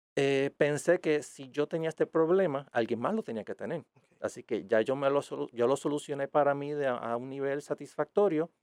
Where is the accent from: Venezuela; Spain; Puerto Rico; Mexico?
Puerto Rico; Aguada; yo soy de Aguada originalmente